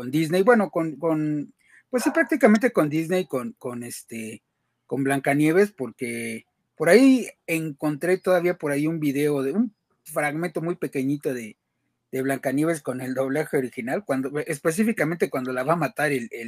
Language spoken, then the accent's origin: Spanish; Mexico; tenemos un acento un poco más neutro los, los mexicanos que, el resto de Latinoamérica.